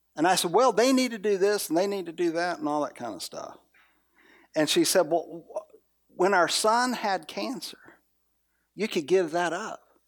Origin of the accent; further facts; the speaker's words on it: the South, United States; I'm from the South